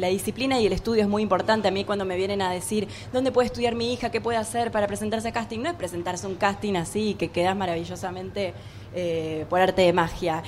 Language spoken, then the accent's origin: Spanish; Trelew, Chubut, Argentina; moved away; also born or lived in Buenos Aires; nací acá en Capital Federal pero soy del litoral y del sur porque cuando tuve cinco años me fui a vivir a Treleu, Chubut, con mi mamá